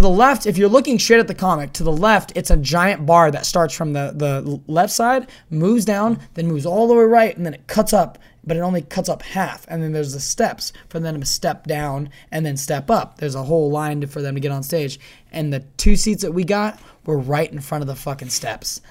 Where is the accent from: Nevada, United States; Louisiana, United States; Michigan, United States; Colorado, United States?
Nevada, United States; Reno; I'm, I'm from Reno